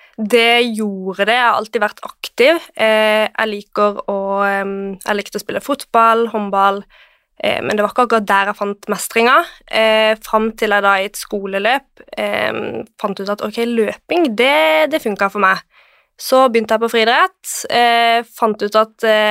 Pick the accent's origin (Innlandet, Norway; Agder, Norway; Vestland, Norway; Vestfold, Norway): Agder, Norway; Kristiansand; moved away as an adult; now in Oslo, Norway; jeg er fra Kristiansand.